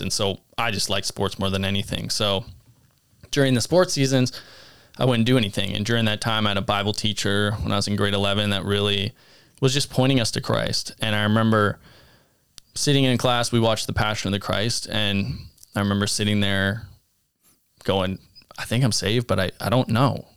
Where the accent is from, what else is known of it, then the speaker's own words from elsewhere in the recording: Abbotsford, British Columbia, Canada; I grew up in Abbotsford, British Columbia